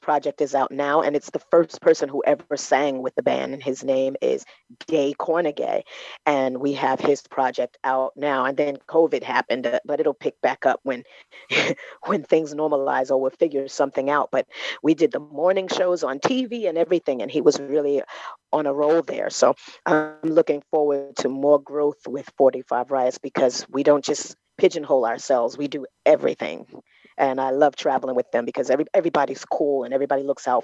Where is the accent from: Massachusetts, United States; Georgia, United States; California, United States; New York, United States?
New York, United States; New York City; I'm born and bred in Brooklyn